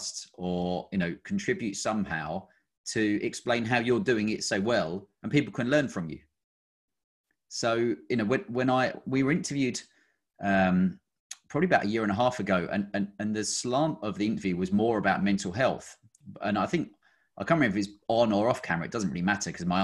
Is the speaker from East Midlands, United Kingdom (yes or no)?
no; Kent, South East England, United Kingdom; moved away as an adult; now in Cotswolds, United Kingdom; I grew up down in Kent